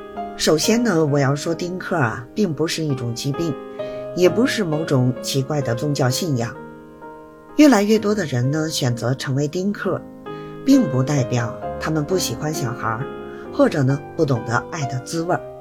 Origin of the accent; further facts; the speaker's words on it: Beijing, China; 谢谢大家收听我的播客节目，